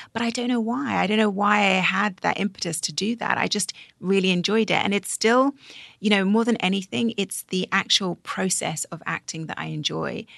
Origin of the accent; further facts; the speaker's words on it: United Kingdom; I'm British